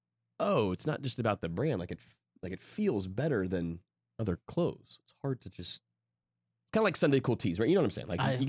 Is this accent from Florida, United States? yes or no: yes; Florida, United States; I was born in Florida.